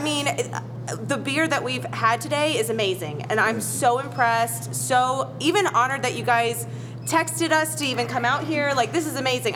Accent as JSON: {"language": "English", "town": "New Orleans", "region": "Louisiana", "country": "United States", "moved": "yes", "said": "I'm originally from New Orleans."}